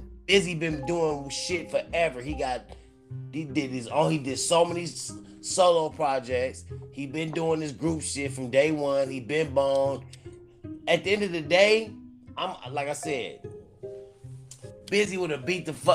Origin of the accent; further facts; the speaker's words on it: California, United States; also born or lived in Cleveland, Ohio; I am born in Cleveland, Ohio. You know, I was there 10 years old, but I've been to California. So I'm a Cali nigga, but I was born in Cleveland